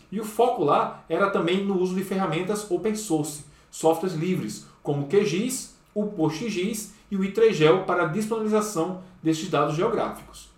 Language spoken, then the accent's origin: Portuguese; João Pessoa, Paraíba, Brazil; Eu sou natural de João Pessoa, que é a capital do estado da Paraíba